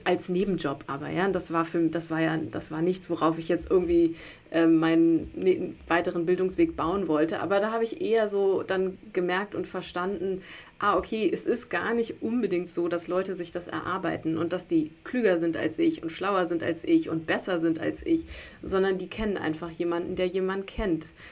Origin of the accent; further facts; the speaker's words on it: Berlin, Germany; ich bin in Berlin groß geworden